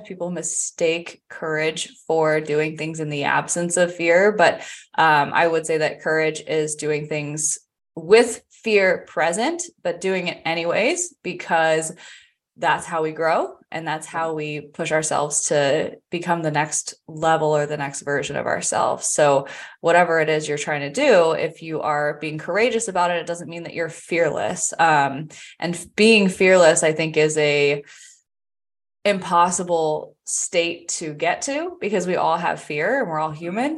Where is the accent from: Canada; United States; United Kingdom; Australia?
United States; Vienna, Virginia; moved away as an adult; also born or lived in Charlotte area, North Carolina; now in Charlotte, United States; I grew up in the Northern Virginia area. I have lived there my entire life, except for up to May of last year.